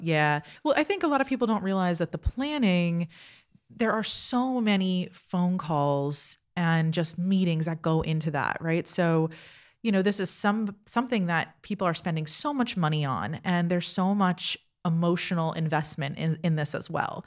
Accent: South Florida, United States; moved away as an adult; also born or lived in Toronto / New York; now in Easton, United States; South Florida. I am from, uh, Miami and Fort Lauderdale area

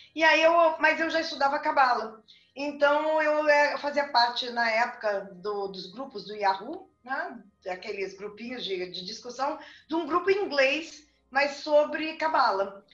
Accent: Rio Grande do Sul, Brazil; also born or lived in Rio de Janeiro; now in Brasília, Brazil; Eu sou nascida no Rio Grande do Sul

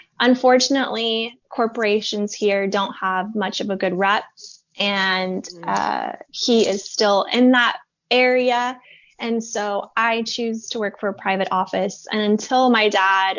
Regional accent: Thousand Oaks, California, United States; also born or lived in Simi Valley, California; Partially in Thousand Oaks and Simi Valley, which is located in Ventura County, California

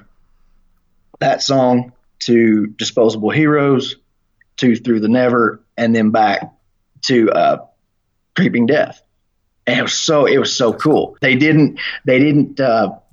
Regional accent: Oklahoma, United States; I am from Oklahoma

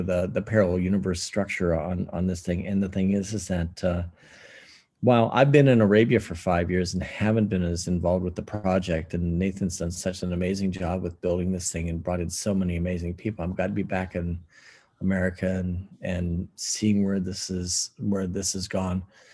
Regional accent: Ohio, United States; also born or lived in Chicago; now in Minnesota, United States; I'm originally from Ohio

